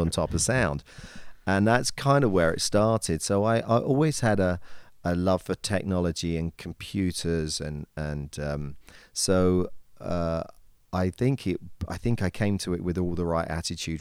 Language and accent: English; England, United Kingdom; accent: British; moved away as an adult; now in United States; I maintain the British accent as much as I possibly can.